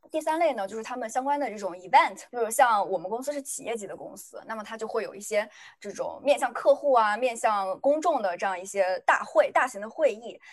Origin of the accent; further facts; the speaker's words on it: China; 作为一个中国人